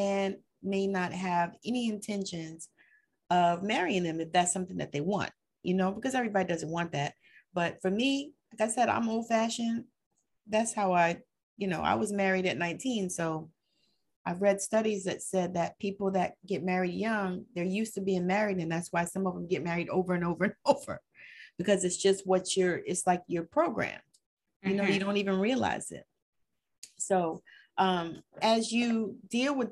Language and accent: English; the South, United States; I'm old fashioned and I'm from the South